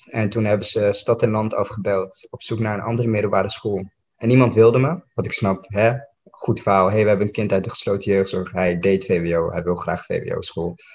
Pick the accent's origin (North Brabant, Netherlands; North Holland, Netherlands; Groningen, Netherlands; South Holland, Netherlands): North Holland, Netherlands; Amsterdam; Ik kwam uit Noord, dit was Amsterdam-West. Ik kende helemaal niemand.